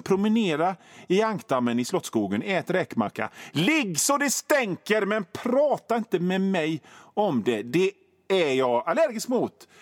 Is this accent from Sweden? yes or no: yes; Gothenburg, Västra Götaland, Sweden; accent: Göteborgska